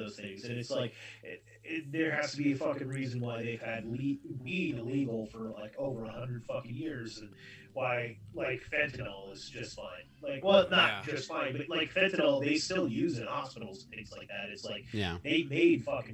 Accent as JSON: {"language": "English", "region": "California", "country": "United States", "tie": "born or raised there", "said": "I grew up in California"}